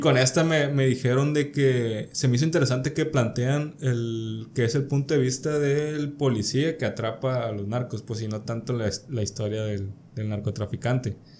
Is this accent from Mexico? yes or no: yes; Culiacán, Sinaloa, Mexico; crecí alejado del tema aquí culichi de, de narcotráfico